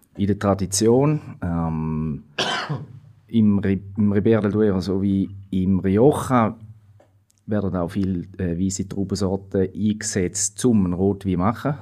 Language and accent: German; Switzerland; bei uns in der Schweiz